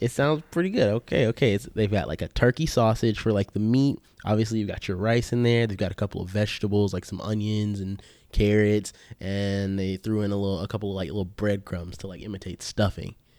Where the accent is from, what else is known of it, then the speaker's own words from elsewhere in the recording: the South, United States; we're from the South